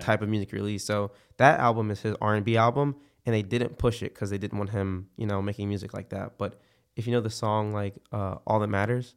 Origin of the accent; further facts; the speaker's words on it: Philadelphia, Pennsylvania, United States; now in Florida, United States; I've been here for, like, ten years now, 'cause I'm from Philadelphia